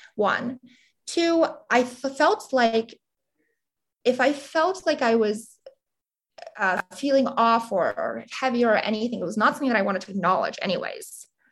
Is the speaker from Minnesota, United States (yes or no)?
no; Montgomery County, Pennsylvania, United States; I grew up, you know, in Montgomery County, very quiet area right outside of Philadelphia, 45 minutes away